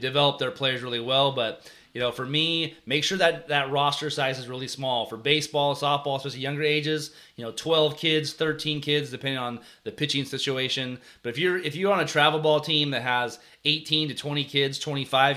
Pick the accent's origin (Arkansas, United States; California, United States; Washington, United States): California, United States; We're from California